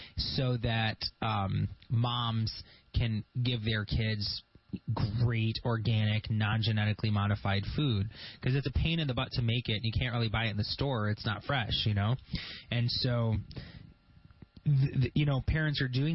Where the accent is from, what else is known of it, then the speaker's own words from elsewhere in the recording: Grand Blanc, Michigan, United States; That's where I'm from. I grew up in Grand Blanc